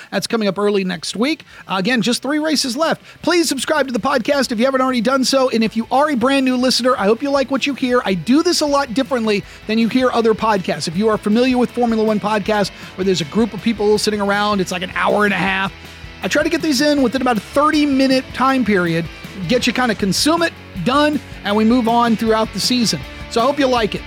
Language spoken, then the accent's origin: English; United States; as an American sports broadcaster